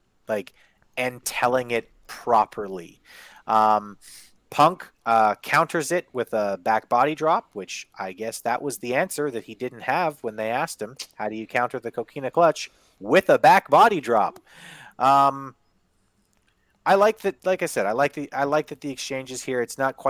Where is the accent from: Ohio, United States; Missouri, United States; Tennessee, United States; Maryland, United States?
Missouri, United States; Kansas City; I'm from Kansas City.